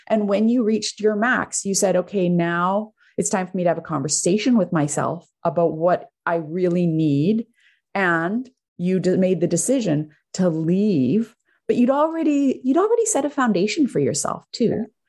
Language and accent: English; Canada; i'm Canadian